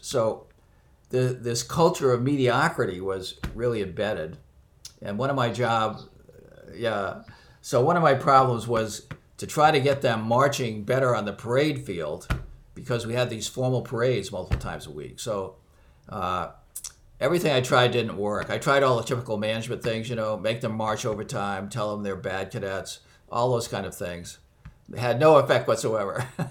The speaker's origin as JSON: {"language": "English", "area": "near Boston", "region": "Massachusetts", "country": "United States", "tie": "born or raised there", "said": "I was born near Boston and uh, grew up here."}